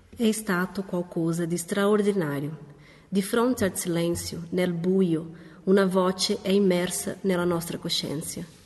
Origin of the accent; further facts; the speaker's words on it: Ribeirão Preto, São Paulo, Brazil; moved away as an adult; now in Loppiano, Italy; Proveniamo dal Brasile dalla città di Ribeirão Preto, nello stato di São Paulo